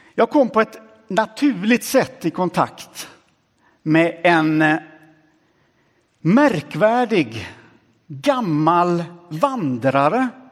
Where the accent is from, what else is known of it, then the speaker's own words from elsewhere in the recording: Sweden; kommer jag från Sverige Ganska ung och sprättig.